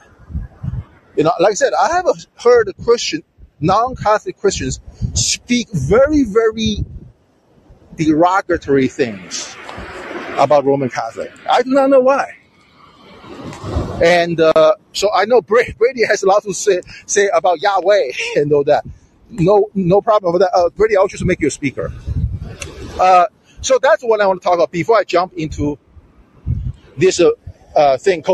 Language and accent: English; China; moved away; when I grew up in China, we are forced to read that boring Chairman Mao's little red book